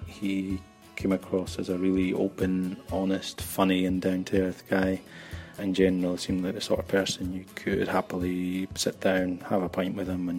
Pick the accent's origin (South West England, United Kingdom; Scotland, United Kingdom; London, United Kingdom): Scotland, United Kingdom; now in Barcelona, Spain